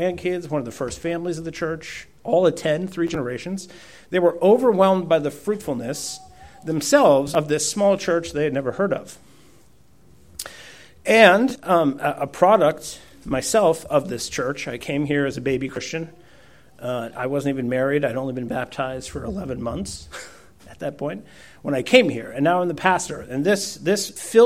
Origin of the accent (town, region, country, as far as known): Poland; first language Polish; English is a second language; moved away